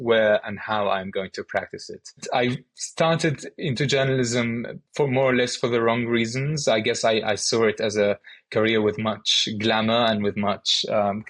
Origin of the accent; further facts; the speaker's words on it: Syria; moved away as an adult; I grew up in Syria, where I'm from